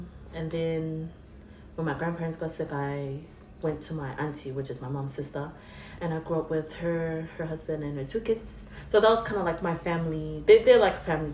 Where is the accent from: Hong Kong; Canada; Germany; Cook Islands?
Cook Islands; I'm from Raro. On my dad's side, I think I'm from Manihiki, Aitutaki